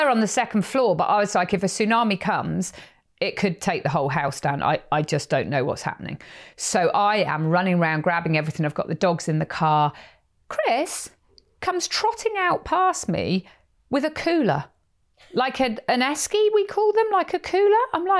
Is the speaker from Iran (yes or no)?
no; Perranporth, South West England, United Kingdom; I know of a lot of Americans, when they hear I'm from Cornwall, they're like, have you ever heard of Doc Martin